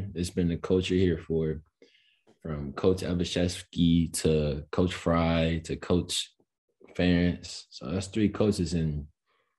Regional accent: Chicago, Illinois, United States; moved away; Growing up in Chicago, you know, a lot of us played basketball.

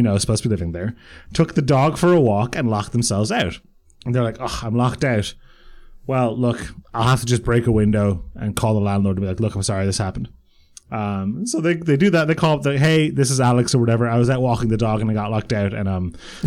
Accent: Croatia; I was born in Croatia.

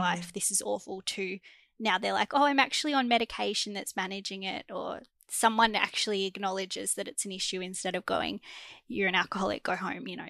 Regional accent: Melbourne, Victoria, Australia; I'm from Melbourne, Australia

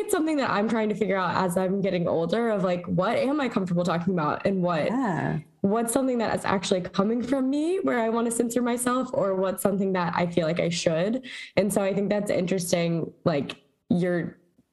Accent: the South, United States; I'm from the South

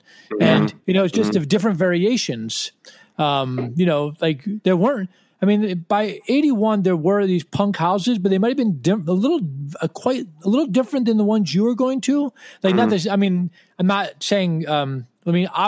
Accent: Washington, District of Columbia, United States; we're from Washington

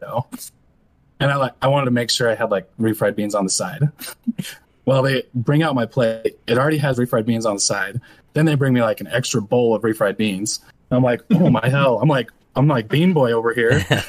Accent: Nephi, Utah, United States; born or raised there

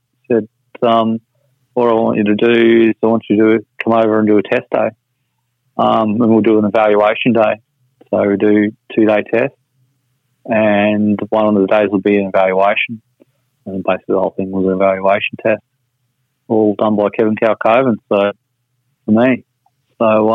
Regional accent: Surfers Paradise, Queensland, Australia; I've been growing up in Surface and watching them come to Surface Paradise every year, and being a little kid

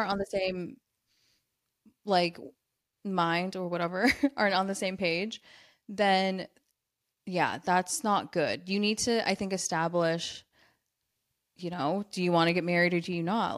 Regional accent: United States; I'm American.

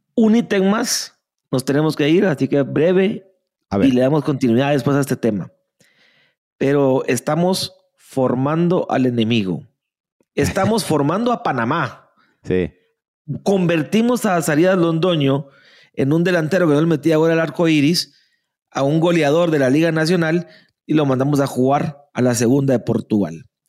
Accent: Guatemala; somos malinches, así, nacimos, en Guatemala

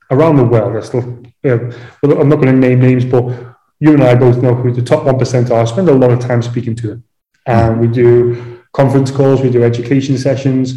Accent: Liverpool, North West England, United Kingdom; moved away as an adult; also born or lived in London / Dubai; I'm from Liverpool, home of the …

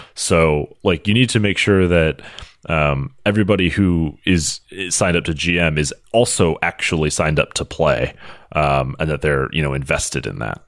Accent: United States; as an American

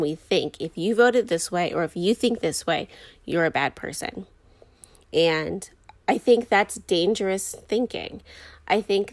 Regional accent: United States

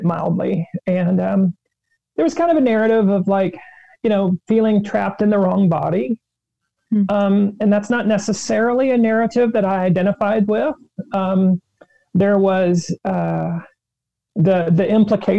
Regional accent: small town northwest of Charlotte, North Carolina, United States; I am from North Carolina. I'm from a very small town, about an hour and a half to the northwest of Charlotte, North Carolina

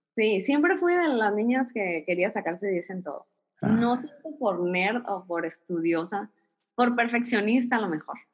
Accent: Ciudad Obregón, Sonora, Mexico; nací aquí, aquí en Ciudad Obregón

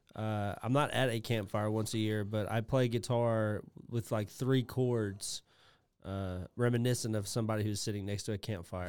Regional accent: England, United Kingdom; me being English

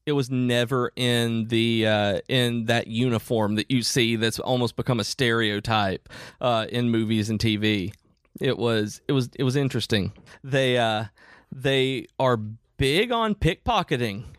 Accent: United States; I grew up in Amish country

